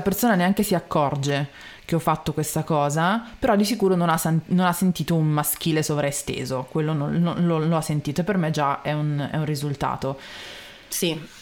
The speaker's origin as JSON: {"language": "Italian", "town": "Milan", "region": "Lombardy", "country": "Italy", "said": "io sono milanese imbruttita"}